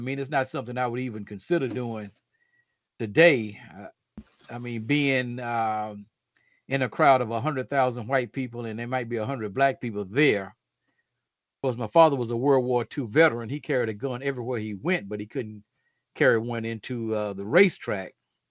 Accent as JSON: {"language": "English", "region": "the South", "country": "United States", "tie": "born or raised there", "said": "I have a very unusual experience for a person of African descent growing up in the United States and in the South."}